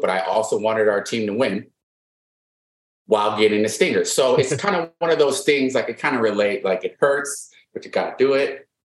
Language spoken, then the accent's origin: English; Wisconsin, United States; I'm from Wisconsin